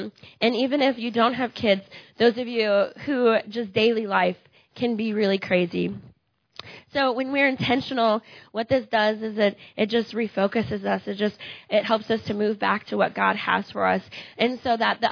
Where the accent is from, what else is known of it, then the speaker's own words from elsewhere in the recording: Iowa, United States; moved away; I'm from Iowa